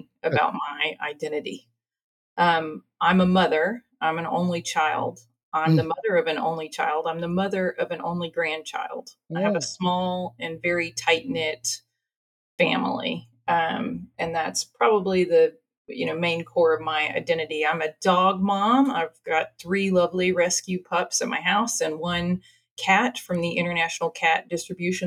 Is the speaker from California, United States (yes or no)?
no; Marshall, Texas, United States; also born or lived in Louisiana / Oxford, England; So I was born in Marshall, Texas. So I'm an East Texas girl, right out of the Arklatex. I graduated from Marshall High School